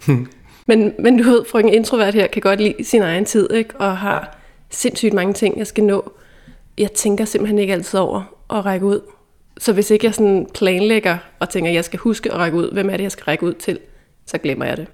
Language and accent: Danish; Dragør, Capital Region of Denmark, Denmark; da vi gik i gymnasiet, der boede jeg hjemme i Dragør